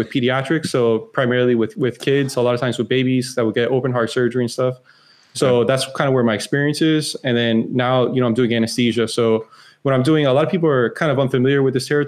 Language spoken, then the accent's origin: English; Florida, United States; born and raised in Florida